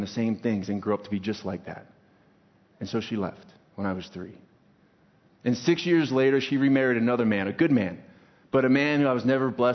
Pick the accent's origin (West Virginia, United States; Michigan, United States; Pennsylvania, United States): Pennsylvania, United States; moved away as an adult; also born or lived in Maryland; now in Boise, United States; I was born in Maryland, grew up in Pennsylvania